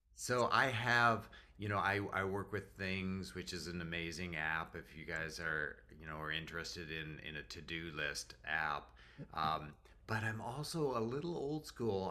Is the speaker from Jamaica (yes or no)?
no; Canada; moved away as an adult; also born or lived in North Carolina; now in Jacksonville, United States; as a Canadian